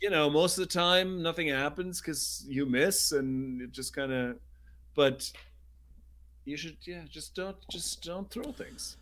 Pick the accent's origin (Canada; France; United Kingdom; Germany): Germany; moved away; growing up in Germany, we would have these American exchange students that would come